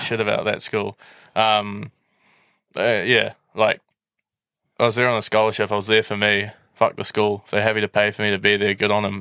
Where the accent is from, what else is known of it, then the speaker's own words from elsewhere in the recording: Auckland, New Zealand; I moved schools from McLean's and I got scholarship to Saint Kitts to do it with the aim of winning the Māori Cup.